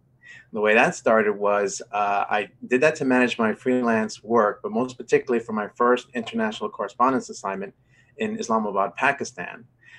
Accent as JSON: {"language": "English", "town": "New York City", "region": "New York", "country": "United States", "tie": "born or raised there", "also_born_or_lived": "Rochester, New York / Washington, D.C.", "moved": "as an adult", "said": "I'm originally from New York City, born and raised in Manhattan. I went to college in Rochester, New York."}